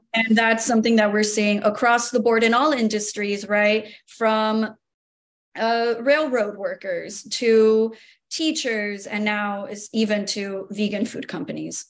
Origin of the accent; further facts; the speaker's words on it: Miami, Florida, United States; proud Miamian, born and raised